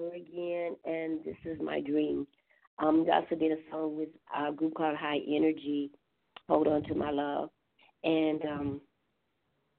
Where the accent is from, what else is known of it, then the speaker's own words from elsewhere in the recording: Grand Rapids, Michigan, United States; also born or lived in Detroit; I was born in Detroit, but actually raised in Grand Rapids, Michigan